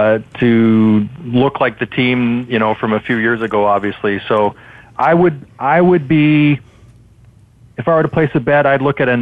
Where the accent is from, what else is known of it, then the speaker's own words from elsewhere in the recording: Vancouver, British Columbia, Canada; we're from Vancouver up in Canada.